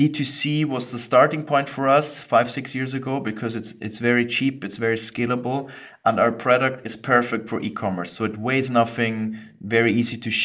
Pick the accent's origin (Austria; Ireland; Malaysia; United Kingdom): Austria; accent: weird dialect; I'm half Scottish, half Austrian, hence the weird dialect. I grew up in Austria